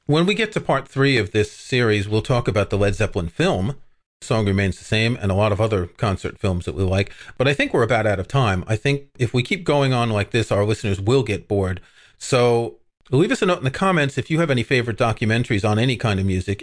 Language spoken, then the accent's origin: English; New York City, New York, United States; I grew up in Queens